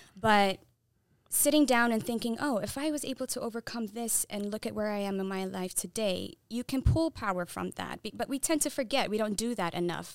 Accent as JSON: {"language": "English", "country": "Saudi Arabia", "tie": "born or raised there", "also_born_or_lived": "Eritrea", "first_language": "Tigrinya", "second_language": "English", "moved": "yes", "said": "I was born and raised in Saudi Arabia."}